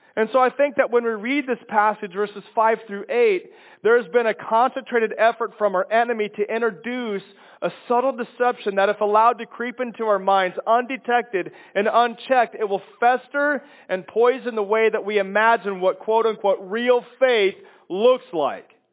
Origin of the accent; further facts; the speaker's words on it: Kansas, United States; moved away; also born or lived in Chicago, Illinois; I, I come from Kansas and lived in Chicago for 22 years